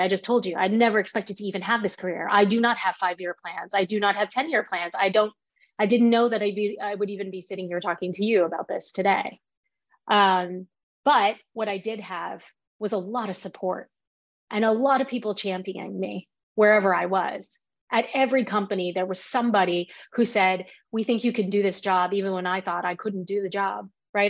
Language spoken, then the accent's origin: English; Fort Worth, Texas, United States; I was born and raised in Fort Worth, Texas, by immigrants from Taiwan